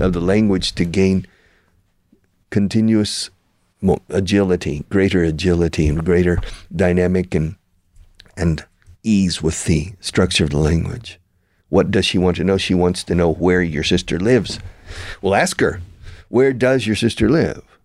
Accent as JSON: {"language": "English", "town": "Houston", "region": "Texas", "country": "United States", "tie": "born or raised there", "said": "I was born in Houston"}